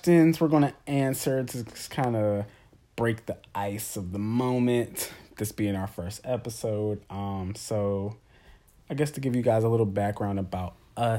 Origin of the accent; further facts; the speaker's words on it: Maryland, United States; I'm from Maryland, born and raised